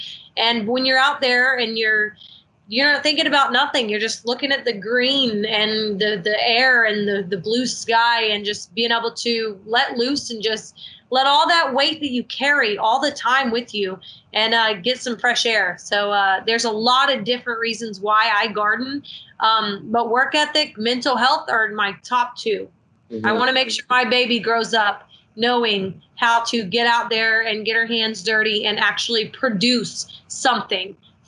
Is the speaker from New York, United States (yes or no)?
no; Marietta, Georgia, United States; born there; I was born near Marietta, and at a very young age.